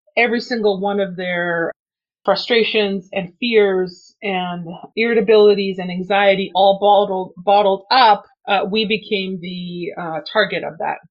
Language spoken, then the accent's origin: English; Canada; English is a second language; I was not born in Canada. I was born in another country and I came here and I didn't speak any English. I was six years old